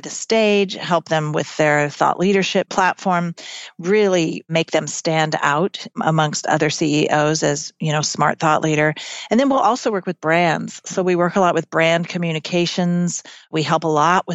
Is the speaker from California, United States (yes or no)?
yes; California, United States; also born or lived in Chico, California / Mississippi; I grew up mostly in California, went to junior high in a little small town in Northern California called Chico